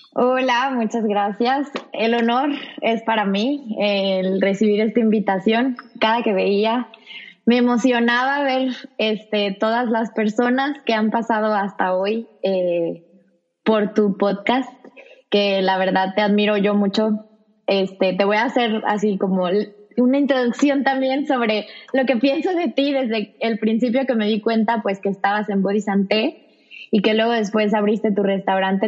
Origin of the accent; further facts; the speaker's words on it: Zamora, Michoacán, Mexico; also born or lived in Guadalajara; empecé en Zamora porque soy de Zamora